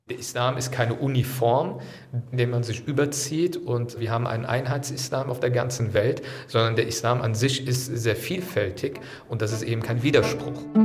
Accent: Germany; ich bin hier in Deutschland geboren, hier aufgewachsen. Deutsch ist die Sprache, die ich am besten beherrsche

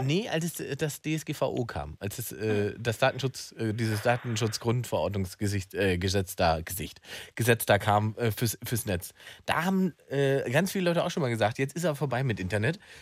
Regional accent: Berlin, Germany; ich als Berliner

